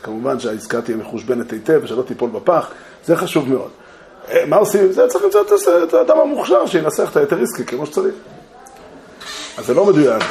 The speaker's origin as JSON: {"language": "Hebrew", "country": "Israel", "tie": "born or raised there", "said": "אני לא זכיתי לעלות לארץ, נולדתי כאן"}